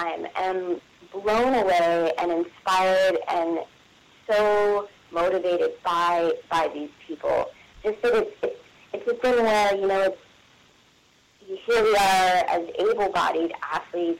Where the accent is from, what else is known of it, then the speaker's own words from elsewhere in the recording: West Virginia, United States; I'm from West Virginia